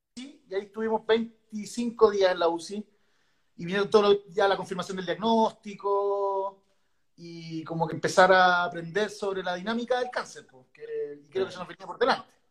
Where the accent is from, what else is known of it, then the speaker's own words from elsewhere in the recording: Santiago, Santiago Metropolitan Region, Chile; soy de Santiago.